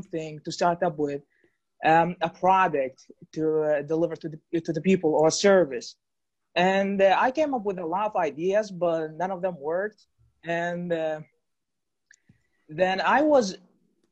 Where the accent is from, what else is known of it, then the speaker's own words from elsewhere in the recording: Iraq; I'm from Iraq